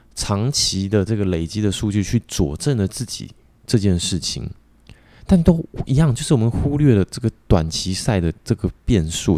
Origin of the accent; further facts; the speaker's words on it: Taiwan; 我们台湾人也是很不团结